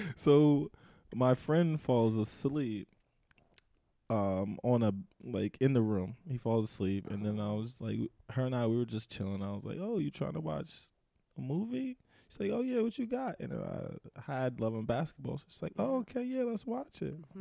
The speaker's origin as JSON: {"language": "English", "region": "New Jersey", "country": "United States", "said": "I'm from New Jersey."}